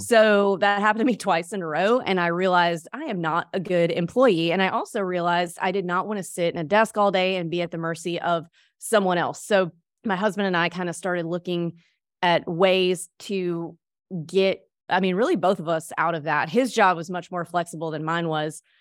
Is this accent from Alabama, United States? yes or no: no; Mississippi, United States; moved away as an adult; now in Destin, United States; I grew up in Mississippi